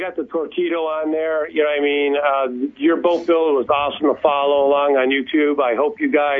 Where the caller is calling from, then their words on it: Connecticut, United States; All right … for Loaded for Bass from Connecticut.